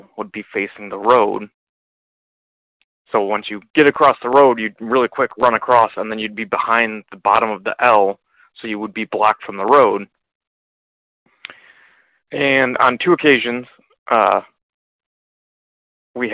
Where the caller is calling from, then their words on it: Michigan, United States; I am calling from Michigan